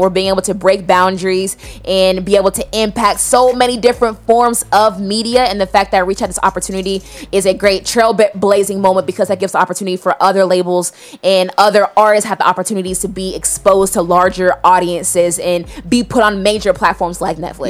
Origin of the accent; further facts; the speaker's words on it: Atlanta, Georgia, United States; We both from Atlanta